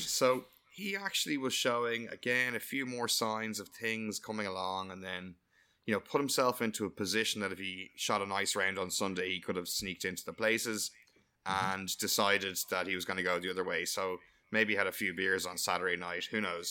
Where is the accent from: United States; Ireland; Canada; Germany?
Ireland; I'm delighted to like being Irish